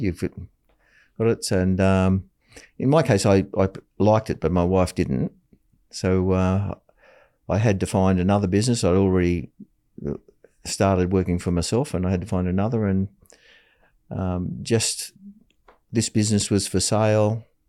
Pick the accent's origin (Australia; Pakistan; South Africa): Australia; Taree, New South Wales; moved away as an adult; also born or lived in Sydney; I moved back to my hometown, Atari, and worked as a clerk for the local council